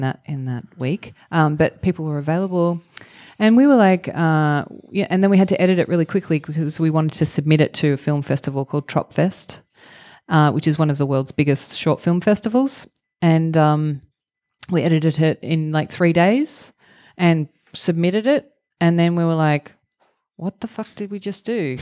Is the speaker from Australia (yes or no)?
yes; Victoria, Australia; also born or lived in Melbourne, Australia; I grew up in the countryside in Victoria, which is mm -hmm. the mm-hmm. state uh, where Melbourne is the capital.